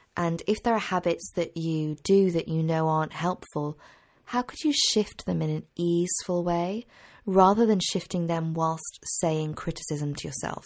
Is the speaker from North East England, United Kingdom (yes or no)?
no; Cheltenham, South West England, United Kingdom; my hometown in Cheltenham in Gloucestershire